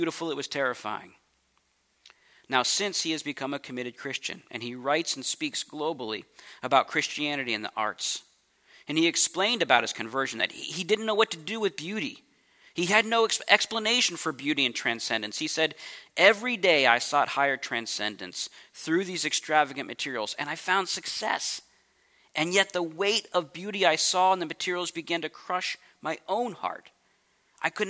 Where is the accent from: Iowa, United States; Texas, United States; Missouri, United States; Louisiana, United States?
Missouri, United States; St. Louis; moved away as an adult; also born or lived in California; now in St. Louis, United States; I grew up in St. Louis, Missouri, and I moved out to California when I was 23